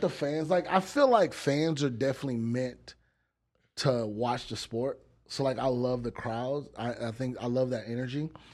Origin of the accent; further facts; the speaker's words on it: Texas, United States; I'm from Texas